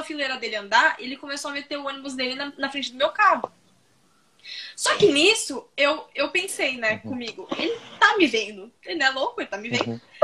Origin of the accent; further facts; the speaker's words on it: São Paulo, Brazil; accent: paulistano; also born or lived in Florianópolis; a gente é de São Paulo, então a gente fala assim